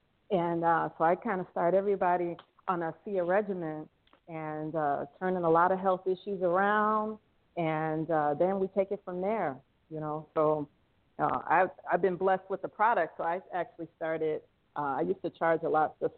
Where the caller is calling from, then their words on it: Thailand; I'm calling in from Thailand, and I just had a break from class